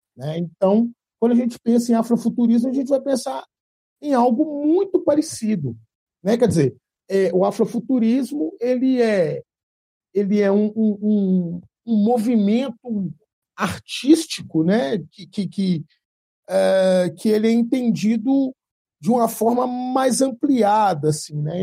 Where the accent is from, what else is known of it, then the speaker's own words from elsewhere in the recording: Belo Horizonte, Minas Gerais, Brazil; sou de Belzonte